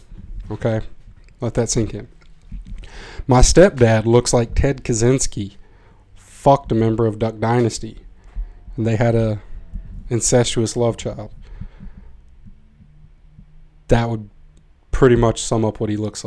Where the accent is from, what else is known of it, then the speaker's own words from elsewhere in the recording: Tennessee, United States; now in Amsterdam, Netherlands; I am from Tennessee, from a small place in Tennessee, not Nashville